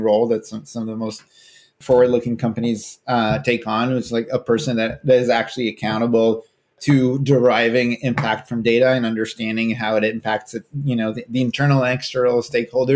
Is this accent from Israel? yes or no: yes; Israel; moved away as an adult; now in California, United States; I'm originally from Israel, but I've been living in California for the last 12 years or so